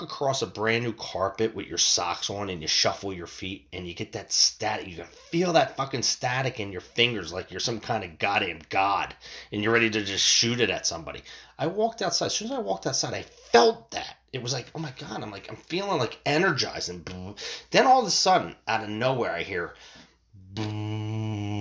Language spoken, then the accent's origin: English; United States; In my hometown where I grew up